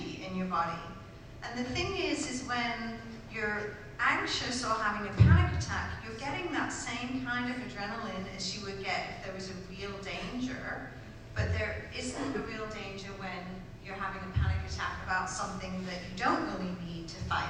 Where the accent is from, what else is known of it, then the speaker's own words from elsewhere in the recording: United Kingdom; I'm British